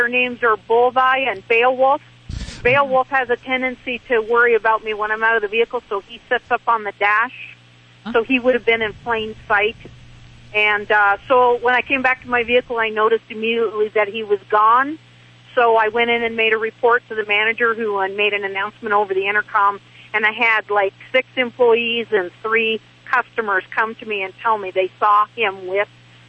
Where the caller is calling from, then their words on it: Casper, Wyoming, United States; I'm calling from Wyoming.